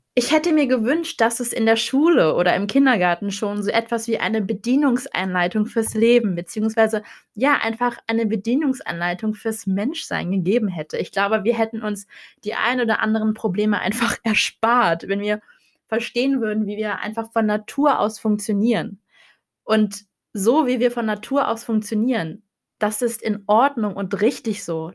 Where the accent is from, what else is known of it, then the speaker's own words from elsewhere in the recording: Hannover, Lower Saxony, Germany; ich komme aus Hannover, ich bin 22 Jahre jung